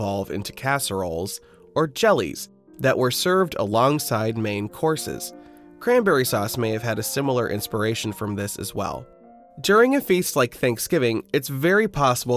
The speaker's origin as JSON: {"language": "English", "region": "Midwest", "country": "United States", "said": "I'm from the Midwest"}